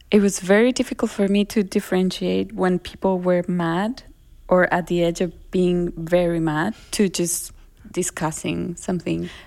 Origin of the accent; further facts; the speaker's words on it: Colombia; accent: Colombian; first language Spanish; English is a second language; now in Germany; because also here trying to learn german and forgetting my colombian accent like i do feel like i'm this hybrid source of a very strange way of talking